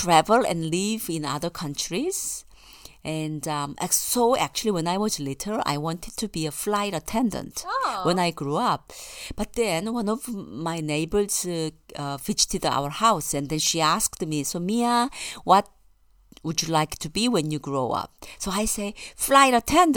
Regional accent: South Korea; moved away as an adult; also born or lived in Melbourne, Australia; now in Australia; I'm from Korea, and then I got all the education in Korea except for my tertiary education, higher education degree, which is from Melbourne University

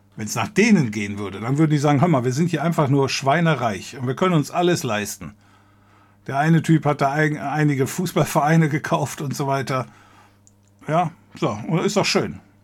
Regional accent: area around Cologne, North Rhine-Westphalia, Germany; ich komme hier aus der Gegend um Köln

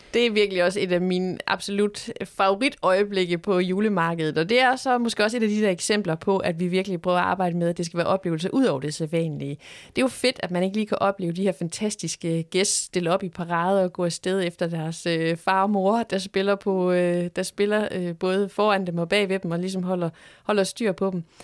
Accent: Horsens, Central Denmark Region, Denmark; nu er jeg selv født og opvokset i Horsens

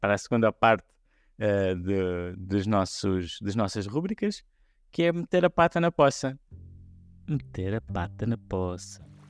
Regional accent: Portugal; Todos nós somos portugueses, todos nós vivemos aqui

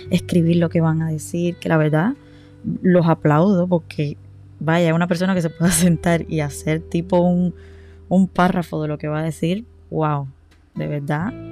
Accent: Varadero, Matanzas, Cuba; A ver, yo he vivido en toda Cuba y soy de las personas que todavía no me siento identificada de dónde soy, pero Sí les puedo decir que donde más tiempo pasé entre tantas mudanzas en mi vida fue en Varadero. Yo crecí

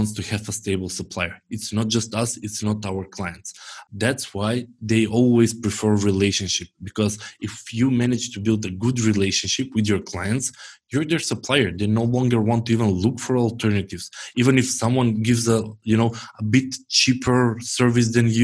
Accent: North Macedonia; I'm from Macedonia

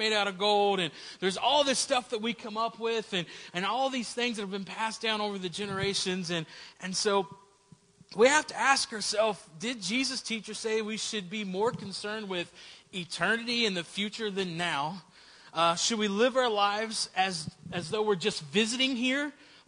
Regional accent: Southern West Virginia, United States; I grew up in Southern West Virginia

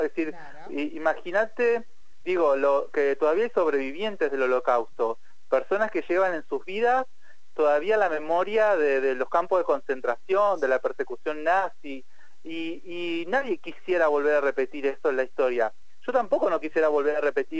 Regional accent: Argentina; en Argentina siempre decimos que más ESI

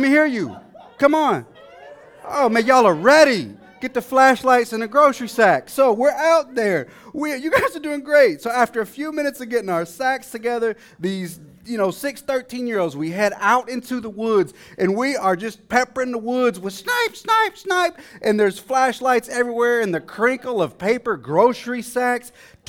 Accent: Dallas, Texas, United States; Now, you see, I grew up in a city. I grew up in Dallas. I grew up in a housing project in the eastern side of the city, to be exact.

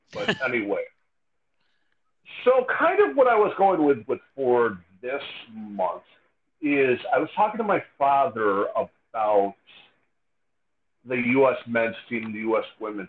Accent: New York, United States; oh yeah, and I'm a New Yorker on top of that.

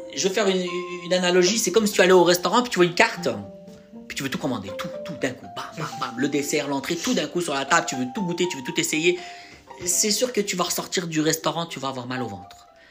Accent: France; j'ai grandi en France

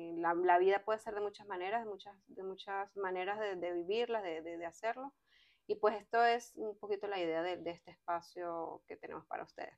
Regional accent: Venezuela; moved away as an adult; now in Quebec, Canada; Las dos somos venezolanas. Yo me vine para Canadá en el 2015

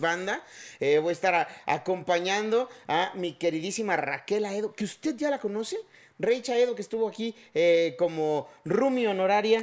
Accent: Chiapas, Mexico; now in Mexico City, Mexico; yo no crecí aquí, yo no, yo soy de Chiapas

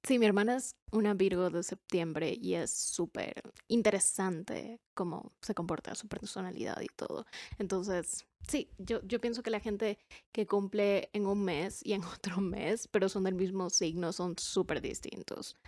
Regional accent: Cuenca, Azuay, Ecuador; acá en Cuenca, en mi ciudad. Por cierto, somos de Ecuador, por si no sabían. Y vivimos en Cuenca.

